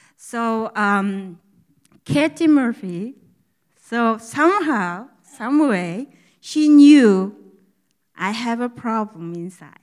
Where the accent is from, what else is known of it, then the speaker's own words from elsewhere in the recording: Mongolia; first language Mongolian; English is a second language; moved away as an adult; now in United States; I come from Mongolia about seven years ago, and I speak Mongolian good